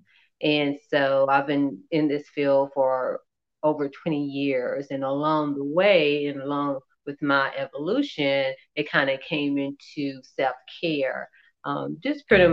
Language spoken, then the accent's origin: English; Columbia, South Carolina, United States; I grew up in Columbia, South Carolina